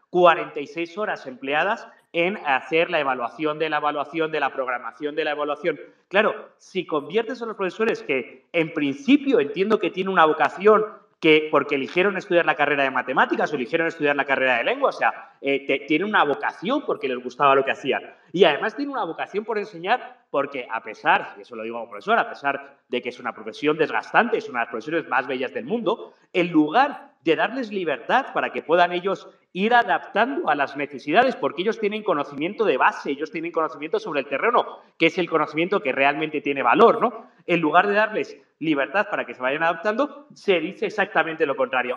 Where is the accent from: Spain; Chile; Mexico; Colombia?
Spain; now in Ecuador; yo no es porque sea español